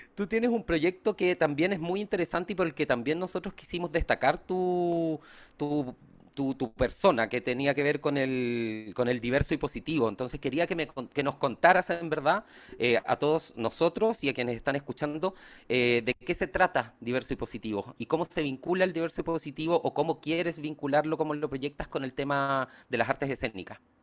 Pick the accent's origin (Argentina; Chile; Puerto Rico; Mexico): Chile; Chiloé, Los Lagos; Yo, por ejemplo, soy de Chiloé